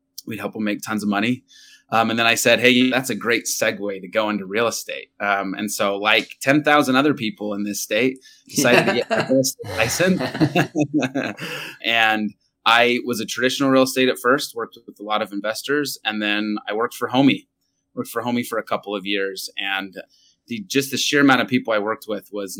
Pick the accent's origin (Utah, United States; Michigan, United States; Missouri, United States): Utah, United States; Sandy; also born or lived in Chicago; in Utah, which is where I was born and raised in Sandy